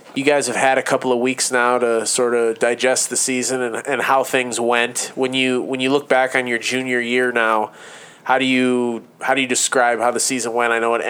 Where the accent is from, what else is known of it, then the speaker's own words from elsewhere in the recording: central Wisconsin, United States; now in Traverse City, United States; I grew up in central Wisconsin.